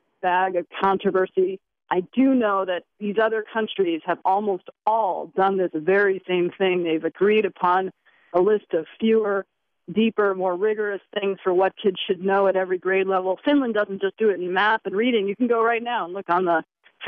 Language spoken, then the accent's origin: English; United States; we as American parents